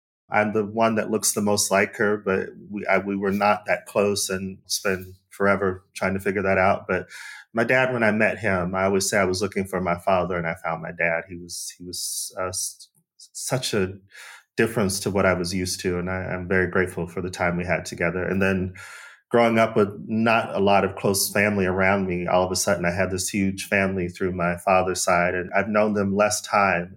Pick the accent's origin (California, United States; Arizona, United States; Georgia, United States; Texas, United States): Arizona, United States; now in Cape Town, South Africa; I'm from Arizona, we moved around in the city and the state and then sometimes outside of the state.